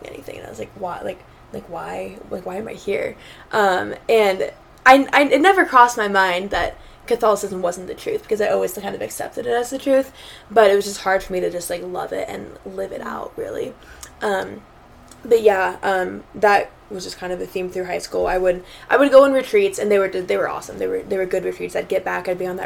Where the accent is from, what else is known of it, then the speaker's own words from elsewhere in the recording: Phoenix, Arizona, United States; moved away; I'm from Phoenix, Arizona